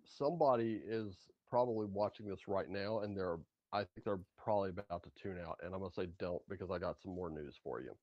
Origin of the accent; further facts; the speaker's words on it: United States; I'm an American guy